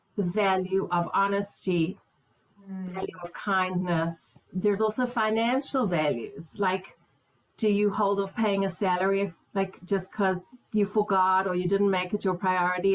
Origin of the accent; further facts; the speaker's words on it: South Africa; moved away; also born or lived in Israel; as a South African woman